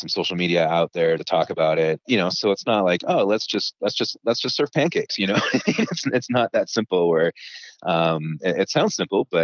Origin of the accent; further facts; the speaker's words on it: Toronto, Ontario, Canada; moved away as an adult; now in Utah, United States; I'm from Toronto in Canada.